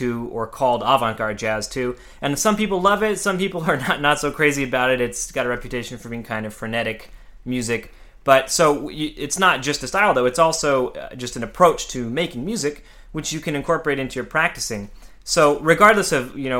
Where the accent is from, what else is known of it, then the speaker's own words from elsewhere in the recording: Central California, United States; moved away as an adult; also born or lived in Mojave Desert, California / Los Angeles / New York; I'm from a small town in California in the Mojave Desert, and I grew up in Central California.